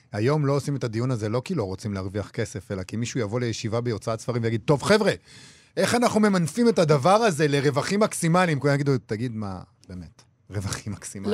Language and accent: Hebrew; Rehovot, Central District, Israel; גדלתי ברחובות